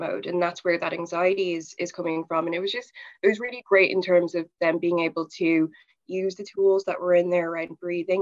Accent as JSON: {"language": "English", "region": "England", "country": "United Kingdom", "tie": "born or raised there", "said": "I was born in England"}